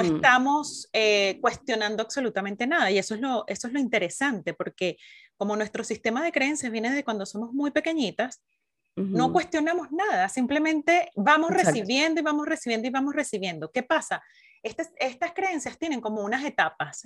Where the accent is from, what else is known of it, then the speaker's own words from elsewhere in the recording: Venezuela; now in Chile; las dos somos venezolanas, sí, nos venimos a conocer muy en profundidad aquí en Chile